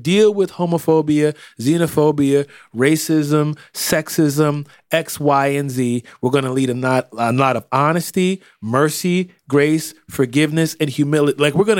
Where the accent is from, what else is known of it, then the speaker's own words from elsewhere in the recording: Ireland; I mean, listen, I'm from Ireland, but if I was in America, I mean...